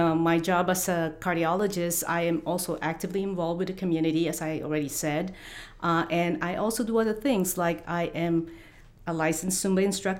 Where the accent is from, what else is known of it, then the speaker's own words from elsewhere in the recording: Philippines; moved away as an adult; now in Jackson, United States; I am originally from the Philippines, and I'm living in Jackson. I have been in Jackson for the last 10 years.